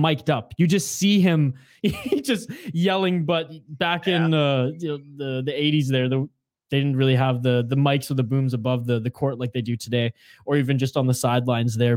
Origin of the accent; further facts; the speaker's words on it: Canada; I'm Canadian